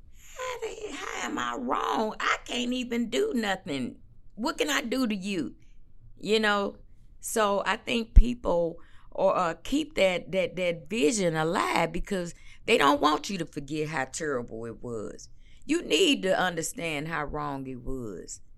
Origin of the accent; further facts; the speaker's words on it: St. Louis, Missouri, United States; moved away; born and raised in Saint Louis, Missouri. Not East Saint Louis